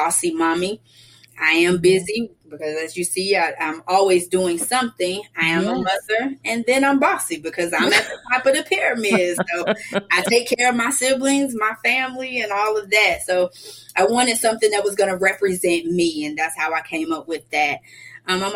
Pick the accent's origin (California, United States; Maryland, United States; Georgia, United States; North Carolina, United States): Georgia, United States; Atlanta; I was born and raised right here in Atlanta.